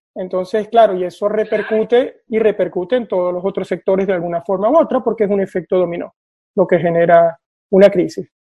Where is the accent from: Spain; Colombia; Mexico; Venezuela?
Venezuela; moved away as an adult; now in Oslo, Norway; vivo en Noruega, en Oslo, desde hace 12 años y soy venezolano